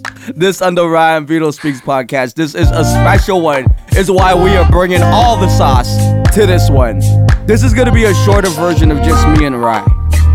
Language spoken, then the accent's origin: English; Canada; I am still a Canadian